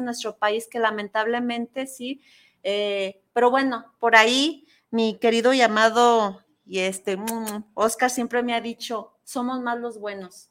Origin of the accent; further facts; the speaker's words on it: Mexico; tradiciones que, que nos caracterizan ¿no? en, nuestro, en nuestro país